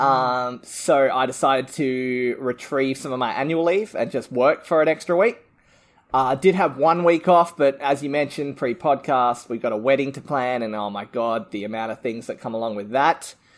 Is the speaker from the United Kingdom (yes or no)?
no; Adelaide, South Australia, Australia; we come from Adelaide